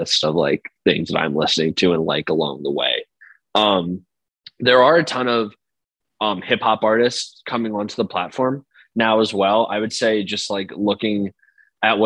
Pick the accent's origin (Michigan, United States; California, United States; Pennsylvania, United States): Pennsylvania, United States; outside of Philadelphia; I grew up like outside of Philly, and so I grew up with like the Philly rap drill scene.